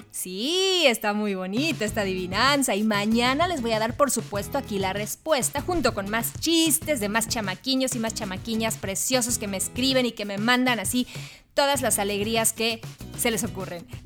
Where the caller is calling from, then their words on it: Mexico City, Mexico; Hola Jackie … de la Ciudad de México y ahí lleva mi chiste.